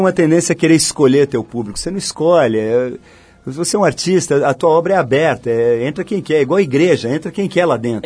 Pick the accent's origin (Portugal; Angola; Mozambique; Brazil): Brazil; São Paulo; moved away as an adult; now in Rio de Janeiro, Brazil; Eu sou paulista, mas desde que casei com a Malu, moro no Rio